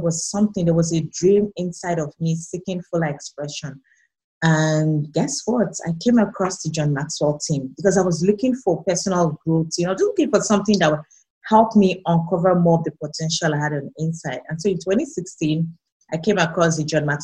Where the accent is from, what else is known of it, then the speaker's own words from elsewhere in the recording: Nigeria; moved away as an adult; now in Canada; I moved halfway across the world from Nigeria, where I'm originally from, to Canada.